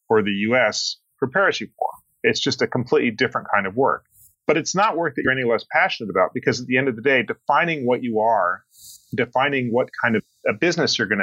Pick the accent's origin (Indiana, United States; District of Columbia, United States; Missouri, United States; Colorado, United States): Colorado, United States; Boulder; I grew up in Boulder, Colorado